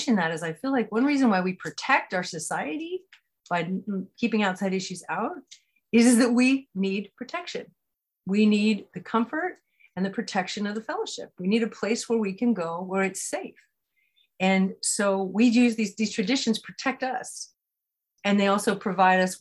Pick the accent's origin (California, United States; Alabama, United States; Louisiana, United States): California, United States; I grew up in California